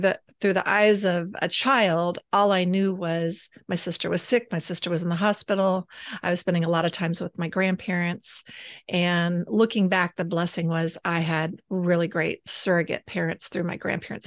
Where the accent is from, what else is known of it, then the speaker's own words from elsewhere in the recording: Austin, Texas, United States; moved away; also born or lived in San Angelo, Texas; grew up in the weird capital of the United States, Austin, Texas